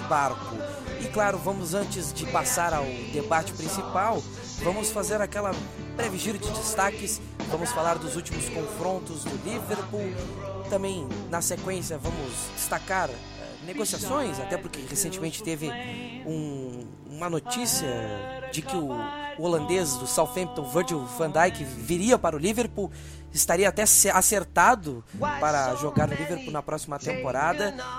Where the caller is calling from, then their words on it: Rio Grande, Rio Grande do Sul, Brazil; eu falo de Rio Grande, Rio Grande do Sul